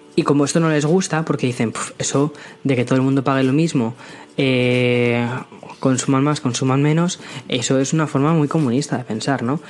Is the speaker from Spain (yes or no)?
yes; Madrid, Community of Madrid, Spain; moved away as an adult; now in San Antonio, United States; yo crecí en Madrid, eh, tengo, tengo 27 años, crecí en Madrid, he vivido siempre en España